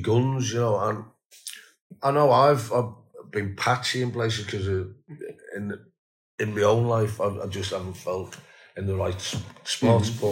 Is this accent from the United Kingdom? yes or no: yes; Liverpool, North West England, United Kingdom; we're from Liverpool